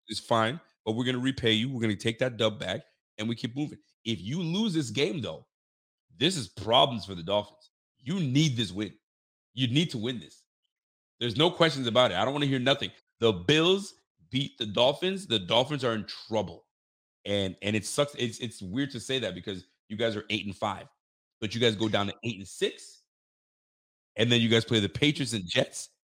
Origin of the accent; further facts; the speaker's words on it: Canada; we're not from Buffalo. We're Canadian.